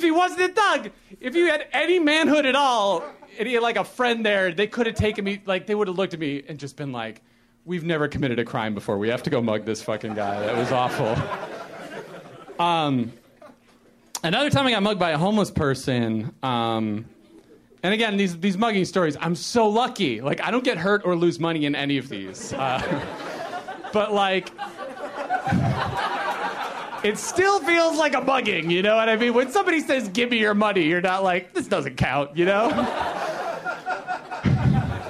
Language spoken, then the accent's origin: English; Chicago, Illinois, United States; moved away as an adult; now in Los Angeles, United States; I grew up in Chicago and I lived there my whole life. I only moved here to L.A. in January